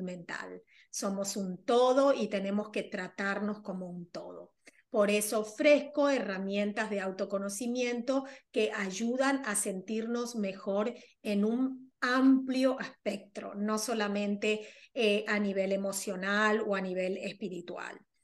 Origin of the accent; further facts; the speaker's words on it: Argentina; now in New York, United States; yo soy argentina, pero resido en Nueva York